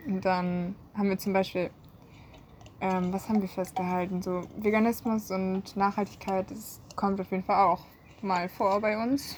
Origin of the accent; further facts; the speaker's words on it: North Rhine-Westphalia, Germany; moved away as an adult; now in Marburg, Germany; Ich komme aus NRW